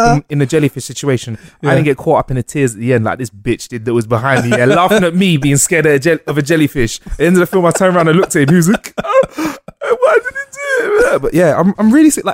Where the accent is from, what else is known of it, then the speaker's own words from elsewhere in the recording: United Kingdom; We're British guys